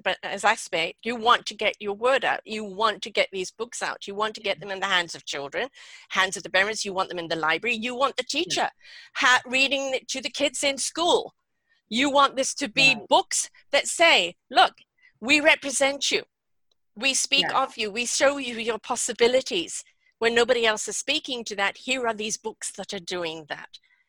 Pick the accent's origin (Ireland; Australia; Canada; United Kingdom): Canada; And I'm Canadian, for Christ's sake, and I get worked up over this.